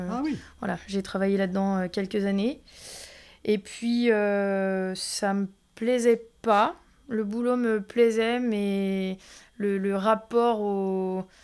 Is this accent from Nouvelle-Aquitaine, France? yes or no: no; Thonon-les-Bains, Auvergne-Rhône-Alpes, France; Je suis originaire d'ici. D'ici, Vongy Je suis née à Tonon.